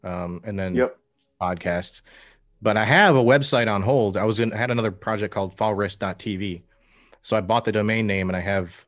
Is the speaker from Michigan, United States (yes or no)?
yes; St. Clair River, across from Sarnia, Michigan, United States; moved away as an adult; also born or lived in South Carolina / Southern California; now in Central Pennsylvania, United States; I grew up right on a river, the St. Clair River, which is right across. Oh, nice. So Sarnia was right next to me when I woke up every day.